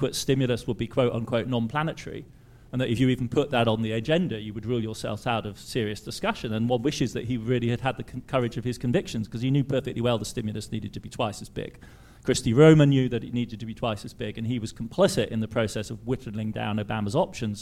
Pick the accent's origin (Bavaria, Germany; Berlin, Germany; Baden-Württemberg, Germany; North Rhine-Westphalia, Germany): Baden-Württemberg, Germany; Heidelberg; I grew up in Heidelberg, which is an intellectual academic town